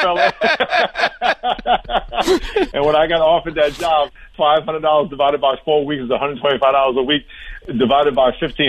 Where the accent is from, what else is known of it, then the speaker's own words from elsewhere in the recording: New York, United States; I grew up in New York. I went running outside in high school in snow 2 feet deep with 5 below 0.